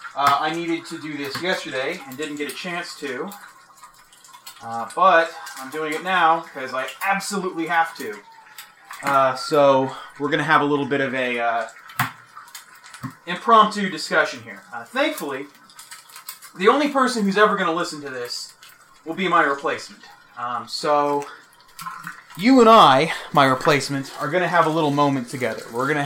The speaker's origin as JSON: {"language": "English", "town": "Fort Worth", "region": "Texas", "country": "United States", "said": "I'm from Fort Worth. I did most of my undergrad in Lubbock, Texas."}